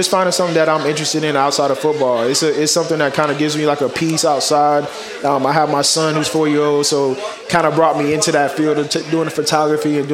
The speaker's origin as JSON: {"language": "English", "town": "Dunnellon", "region": "Florida", "country": "United States", "tie": "born or raised there", "moved": "as an adult", "lives_now": "New York, United States", "said": "I'm from the country, and we have about 4 stoplights in my hometown"}